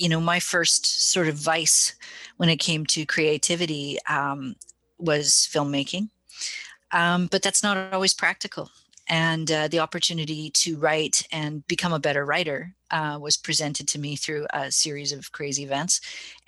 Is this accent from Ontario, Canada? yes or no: no; Winnipeg, Manitoba, Canada; I'm sitting up here in little old Winnipeg, Canada, the belly button of North America, making this documentary film. I was commissioned by our local provincial broadcaster, MTS, to do this project. And that was kind of a kick for me, you know, to receive funding from like a recognized broadcaster to make a film about the pagan community in my hometown